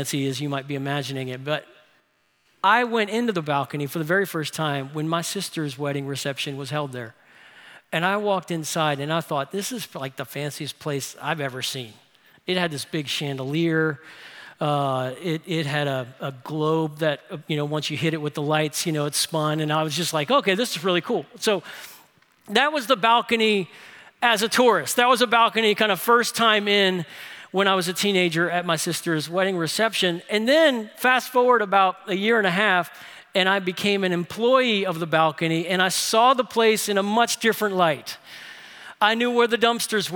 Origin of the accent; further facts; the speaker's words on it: New Orleans, Louisiana, United States; my hometown in New Orleans